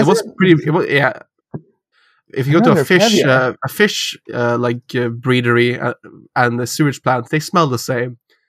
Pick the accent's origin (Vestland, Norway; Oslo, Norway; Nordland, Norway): Nordland, Norway; Helgeland; I'm from a village of 500 people